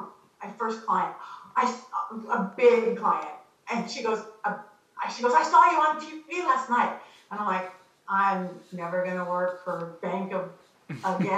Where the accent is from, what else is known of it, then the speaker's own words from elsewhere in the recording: Long Beach, California, United States; also born or lived in Los Angeles, California; I was born in Long Beach, which is like suburban next to it. But I've been here my whole life